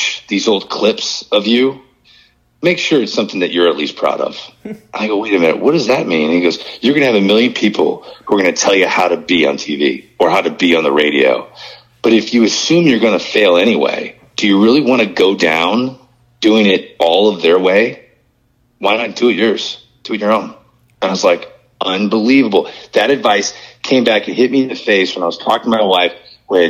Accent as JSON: {"language": "English", "town": "St. Louis", "region": "Missouri", "country": "United States", "tie": "born or raised there", "said": "I was from St. Louis"}